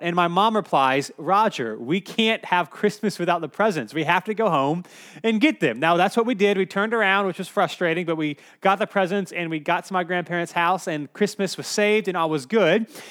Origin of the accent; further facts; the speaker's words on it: Cary, North Carolina, United States; I grew up in Cary, so it was about a two-hour, two-hour and fifteen-minute drive.